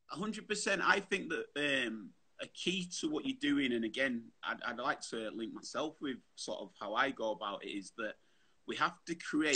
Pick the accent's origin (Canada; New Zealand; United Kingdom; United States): United Kingdom; Bradford, Yorkshire and the Humber; I grew up Bradford